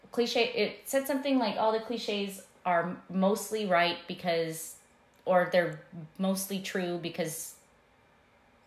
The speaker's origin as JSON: {"language": "English", "country": "Philippines", "said": "I'm Filipino"}